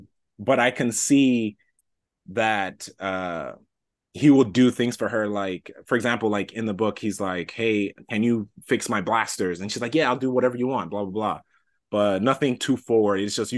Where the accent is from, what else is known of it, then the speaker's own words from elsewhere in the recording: New York City, New York, United States; I grew up in New York, Washington Heights.